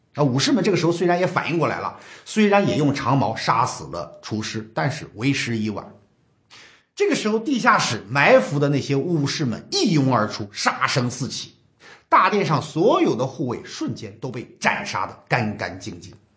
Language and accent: Chinese; China; 我们中国人